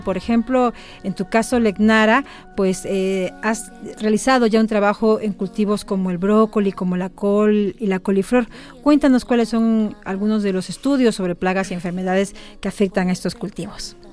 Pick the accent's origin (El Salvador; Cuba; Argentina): Cuba; Santa Clara, Villa Clara; moved away as an adult; now in Mexico; soy de Santa Clara, Villa Clara